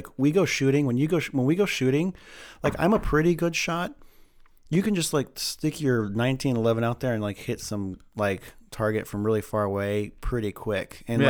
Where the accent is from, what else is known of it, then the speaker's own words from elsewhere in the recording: California, United States; now in Idaho, United States; I'm a cliche Idaho, and I come from California. But we moved up like in 95 or something like that.